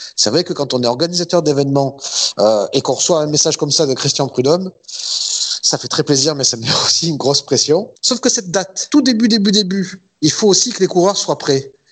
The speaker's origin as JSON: {"language": "French", "town": "Marseille", "region": "Provence-Alpes-Côte d'Azur", "country": "France", "said": "je suis Marseillais"}